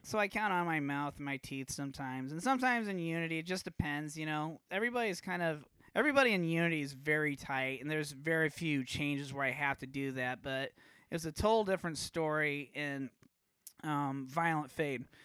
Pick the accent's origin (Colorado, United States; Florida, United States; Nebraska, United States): Nebraska, United States; Omaha; growing up in Omaha